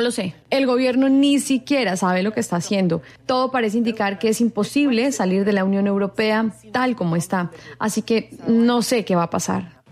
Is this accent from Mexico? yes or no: no; United Kingdom; en mi país, de donde yo vengo